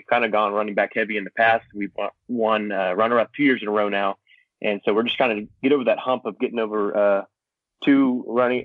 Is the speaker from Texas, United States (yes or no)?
yes; a city north of Dallas, Texas, United States; also born or lived in Oklahoma City; I'm from a city north of Dallas